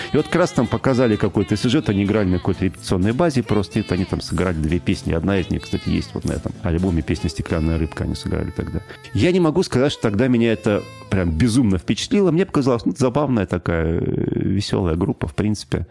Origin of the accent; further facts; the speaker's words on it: Omsk, Omsk Oblast, Russia; я из Омска